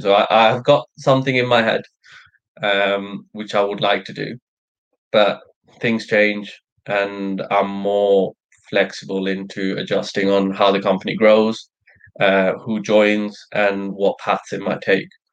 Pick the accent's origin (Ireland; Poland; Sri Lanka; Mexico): Sri Lanka; moved away; I'm Sri Lankan. I was born in Sri Lanka